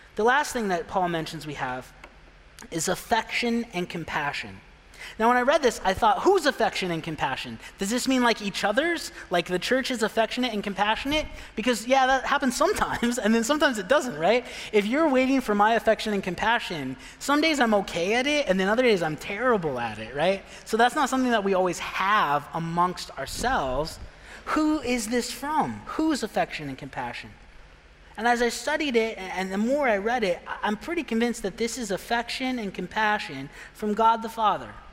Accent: Pine, Arizona, United States; moved away; I'm from a real small town. I'm from Pine, Arizona, and everyone knows, oh, I've been there, Pine Top. No, not Pine Top, Pine. It's not the same place. so small, you don't even know where it is. 3,000 people I grew up

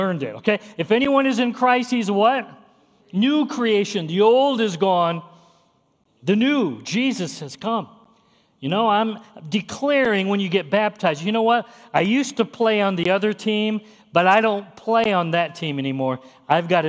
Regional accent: near Chicago, Illinois, United States; I grew up near Chicago

